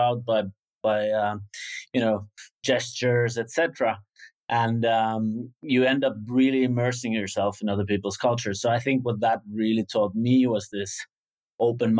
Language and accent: English; Hyvinkää, Uusimaa, Finland; I'm from Hyvinkää, Finland.